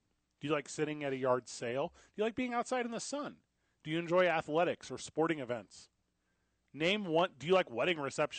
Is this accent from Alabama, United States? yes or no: no; St. Louis, Missouri, United States; moved away; also born or lived in Illinois; I'm from St. Louis, Missouri.